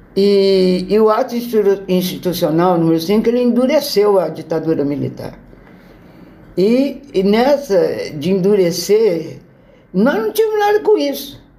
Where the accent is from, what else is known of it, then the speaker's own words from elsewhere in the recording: São Joaquim da Barra, São Paulo, Brazil; eu sou de uma cidade do interior de São Paulo, que é São Joaquim da Barra. Fica perto de Ribeirão Preto. Ó, quando eu nasci em 47, né, a cidade era pequena, tranquila, mas muito gostosa